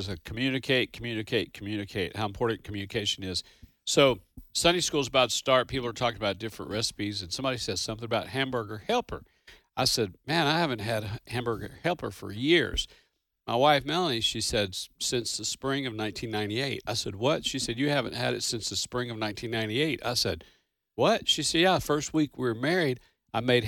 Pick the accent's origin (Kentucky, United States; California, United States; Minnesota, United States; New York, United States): Kentucky, United States; now in Kansas, United States; I was from Kentucky